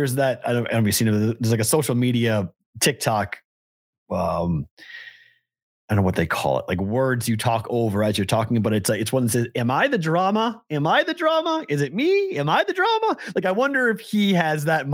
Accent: Andover, Massachusetts, United States; now in Las Vegas, United States; I'm from Andover, Mass.

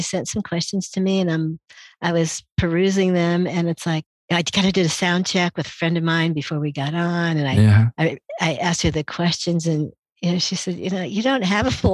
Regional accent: Indianapolis, Indiana, United States; So I really felt like a stranger in a strange land in Indianapolis.

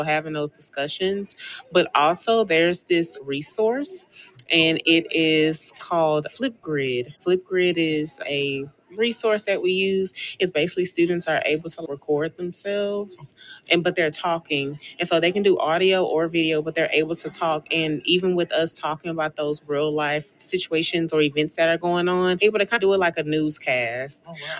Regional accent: Houston, Texas, United States; Houston, Texas.

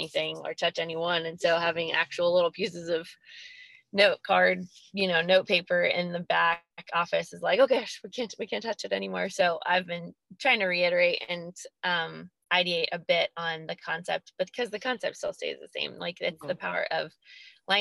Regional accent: Albany, New York, United States; Albany, New York, my hometown

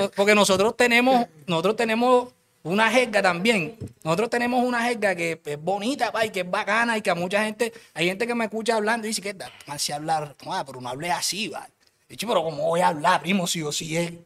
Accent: Cartagena, Bolívar, Colombia; yo soy de Cartagena, de Cartagena

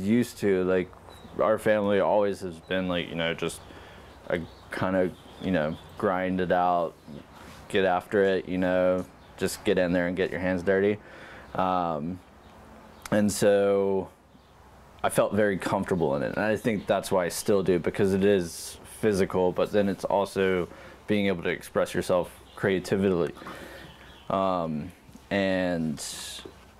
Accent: Covington, Georgia, United States; I grew up just outside of Atlanta, in a little town called Covington, Georgia

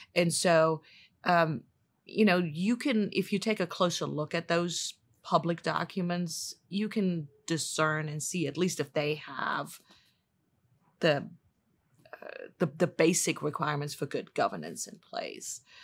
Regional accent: Germany; moved away as an adult; also born or lived in Washington, D.C.; now in St. Louis, United States; I'm originally from Germany

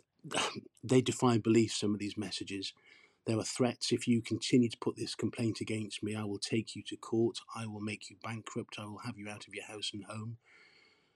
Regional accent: Port Talbot, Wales, United Kingdom; I grew up in Port Talbot. I'm English, but I grew up in this steel town, and it's the place that I call home

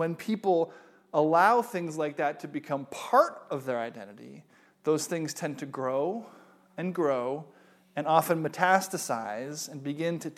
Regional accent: United States; I am an American

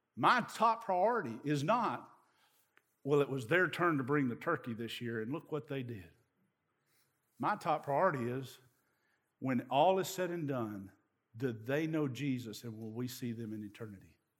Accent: East Tennessee, United States; I'm from East Tennessee

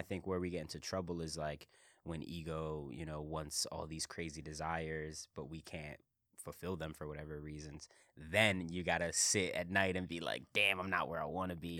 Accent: Philadelphia, Pennsylvania, United States; I'm from Philly.

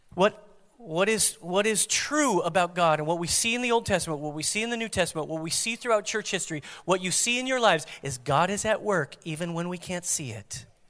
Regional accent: United States; as American Christians

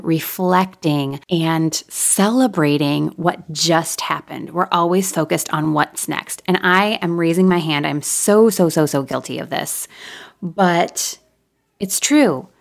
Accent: Michigan, United States; now in Nashville, United States; we moved back to my hometown in Michigan for a couple of years

